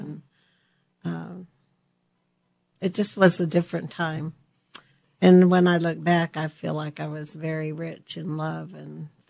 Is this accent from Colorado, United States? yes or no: yes; Colorado, United States; Well, we were just a family of six children, and we're pioneer family in Colorado, and pretty, very, very modest for what we had.